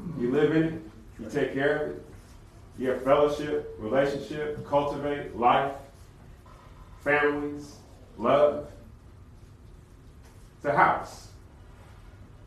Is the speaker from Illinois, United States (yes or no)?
no; California, United States; now in Conway, United States; I'm not from the South. Okay, I grew up in California